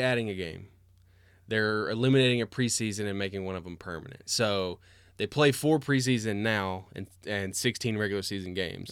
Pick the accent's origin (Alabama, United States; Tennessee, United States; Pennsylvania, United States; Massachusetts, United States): Tennessee, United States; Cookeville; also born or lived in Knoxville; Christina and I grew up in Cookeville